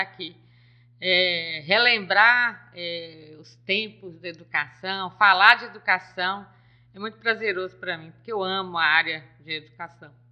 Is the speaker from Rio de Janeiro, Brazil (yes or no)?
no; Nova Era, Minas Gerais, Brazil; eu sou de Nova Era, filho de Silvim da Rua Nova